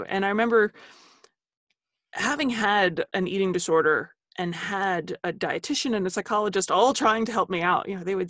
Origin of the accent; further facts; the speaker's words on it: Holmdel, New Jersey, United States; also born or lived in New Brunswick, New Jersey; I am from Jersey.